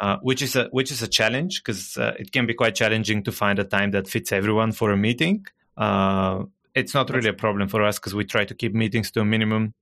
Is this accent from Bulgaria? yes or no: yes; Bulgaria; first language Bulgarian; English is a second language; English, not my native language. I'm originally from Bulgaria. I still live in Bulgaria. Bulgarian is my native language.